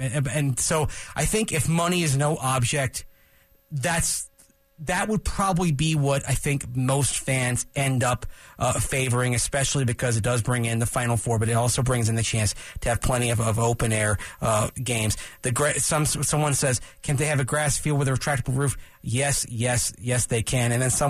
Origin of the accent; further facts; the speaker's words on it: Tampa, Florida, United States; now in Denver, United States; I'm being from Tampa. I know what it's like in a state as well as a fan growing up in a stadium that had no overhang.